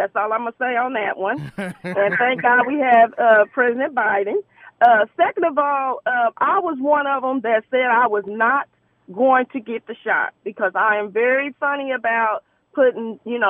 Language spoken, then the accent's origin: English; Muncie, Indiana, United States; now in Indianapolis, United States; I'm originally from Muncie, Indiana.